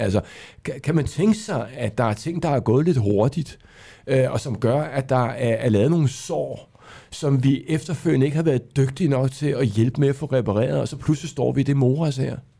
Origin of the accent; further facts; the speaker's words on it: Denmark; vi er mange danskere